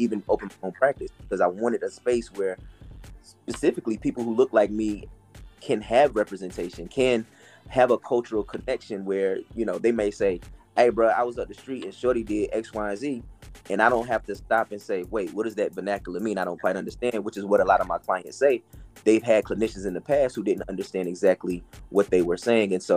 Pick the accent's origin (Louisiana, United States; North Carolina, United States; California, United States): North Carolina, United States; Fayetteville and Wilmington; also born or lived in Atlanta, Georgia; now in Charlotte, United States; growing up in Atlanta, growing up between Fayetteville and Wilmington, North Carolina, which is where my maternal family is from, where I lived, growing up till I moved to Charlotte